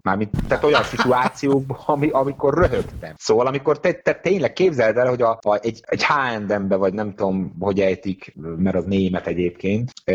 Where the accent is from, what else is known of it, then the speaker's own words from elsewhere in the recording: Hungary; also born or lived in England; én azért költöztem haza Angliából első sorban, mert magyar lányjal szerettem volna együtt lenni